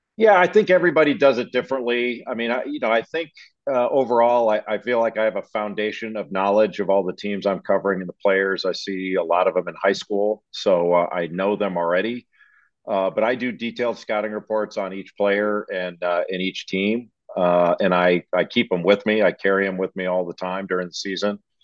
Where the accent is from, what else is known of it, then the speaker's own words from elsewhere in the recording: Los Angeles, California, United States; I grew up in Los Angeles